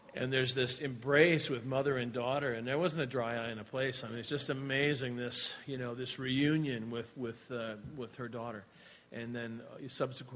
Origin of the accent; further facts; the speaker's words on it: Laconia, New Hampshire, United States; moved away as an adult; also born or lived in New York / Virginia; now in New Zealand; We grew up here in the Laconia area